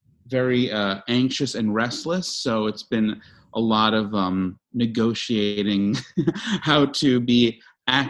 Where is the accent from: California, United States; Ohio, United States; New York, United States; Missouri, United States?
New York, United States; moved away; I'm from New York and I have plenty of friends and family there